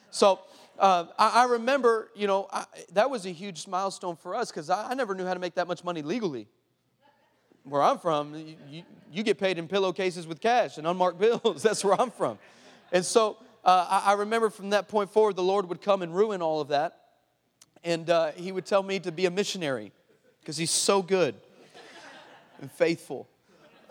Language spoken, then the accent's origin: English; El Paso, Texas, United States; moved away; I'm originally from El Paso, Texas